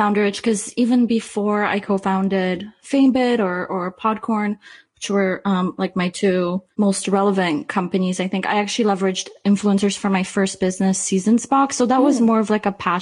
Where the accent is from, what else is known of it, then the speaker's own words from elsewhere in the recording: Canada; I'm Canadian